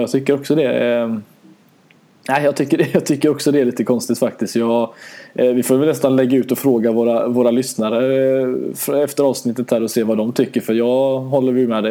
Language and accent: Swedish; Sweden; som svenskar